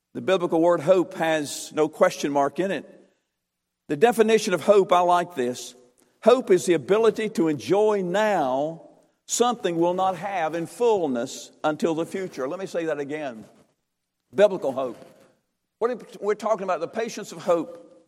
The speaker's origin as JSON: {"language": "English", "town": "Durham", "region": "North Carolina", "country": "United States", "said": "I'm from Durham, North Carolina."}